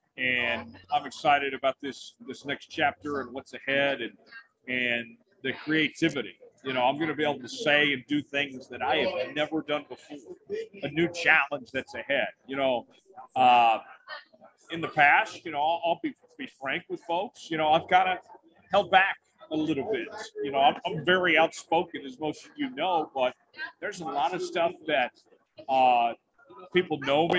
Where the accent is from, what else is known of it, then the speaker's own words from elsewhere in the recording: Broken Arrow, Oklahoma, United States; moved away as an adult; now in Dallas, United States; I'm a Tulsa kid, you know, born and raised there in Broken Arrow, proud to call Broken Arrow, Oklahoma, my hometown.